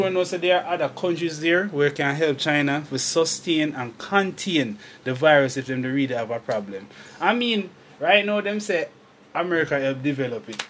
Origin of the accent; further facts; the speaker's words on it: Jamaica; I'm a Jamaican